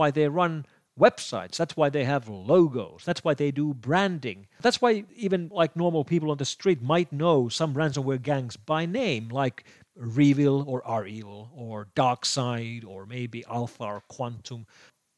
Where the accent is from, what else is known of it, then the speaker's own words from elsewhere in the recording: Finland; here in my home country of Finland